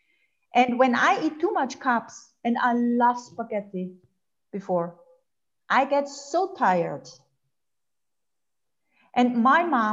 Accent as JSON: {"language": "English", "country": "Austria", "also_born_or_lived": "Germany", "second_language": "English", "said": "I'm Austrian"}